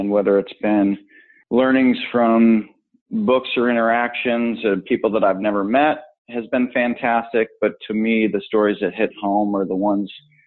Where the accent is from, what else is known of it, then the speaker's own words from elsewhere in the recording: Buffalo, New York, United States; now in Orange County, California, United States; I grew up right outside of Buffalo, New York